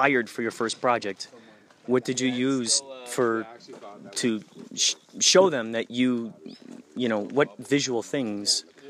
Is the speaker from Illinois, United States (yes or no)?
yes; Chicago, Illinois, United States; Out in Chicago.